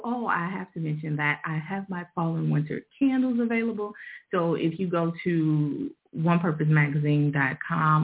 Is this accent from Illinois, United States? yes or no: yes; Chicago, Illinois, United States; I'm from Chicago